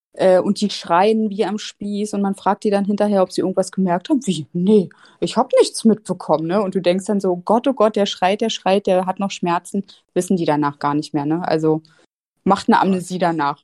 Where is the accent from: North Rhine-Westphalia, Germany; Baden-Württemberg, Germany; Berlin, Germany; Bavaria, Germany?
Berlin, Germany; moved away as an adult; also born or lived in Mainz; komme ich ja ursprünglich aus Berlin und habe dann in Mainz angefangen zu studieren